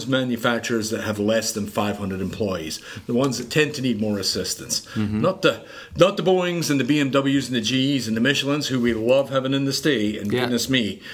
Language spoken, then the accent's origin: English; Edinburgh, Scotland, United Kingdom; moved away as an adult; now in Greenville, United States; I was born and raised in Edinburgh, Scotland